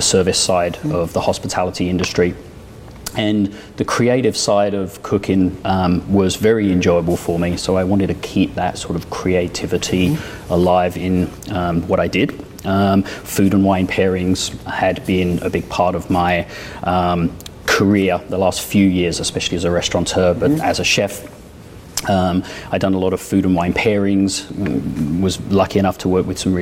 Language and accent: English; United Kingdom; also born or lived in France; now in United States; I was born and raised just outside London.